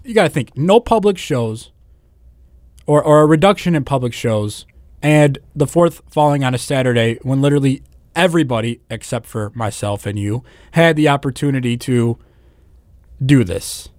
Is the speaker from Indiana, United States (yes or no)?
yes; Northwest Indiana, United States; I'm from Northwest Indiana